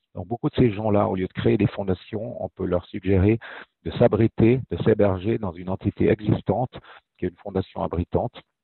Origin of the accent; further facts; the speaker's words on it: Fribourg, Switzerland; moved away; also born or lived in German-speaking Switzerland; je suis né à Fribourg, en fait. Je suis suisse romand, mais j'ai passé déjà plus de la moitié de ma vie en Suisse allemande